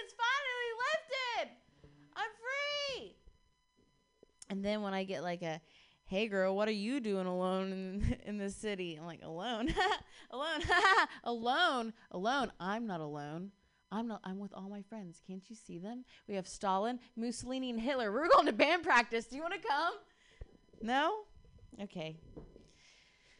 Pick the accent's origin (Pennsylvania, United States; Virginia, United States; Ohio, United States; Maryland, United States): Ohio, United States; now in Bay Area, United States; I'm actually from Ohio